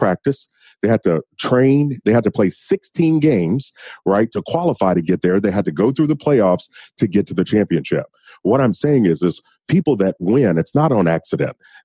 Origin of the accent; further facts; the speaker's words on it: Kentucky, United States; I'm from Kentucky